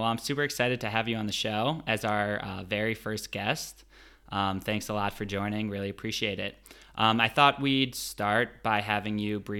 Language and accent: English; United States; accent: American; moved away as an adult; now in London, United Kingdom; I don't have a British accent. Unfortunately for all you listeners, I'm American, and so is my accent.